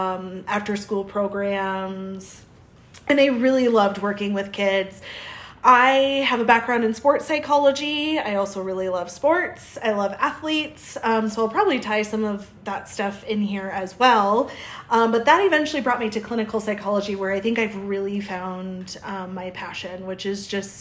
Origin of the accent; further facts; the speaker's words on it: South Dakota, United States; I'm originally from the Midwest, South Dakota, and so you'll probably hear my O's or my A's.